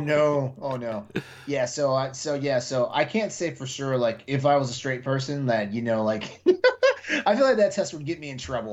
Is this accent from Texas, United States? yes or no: yes; Texas, United States; I I grew up in Texas.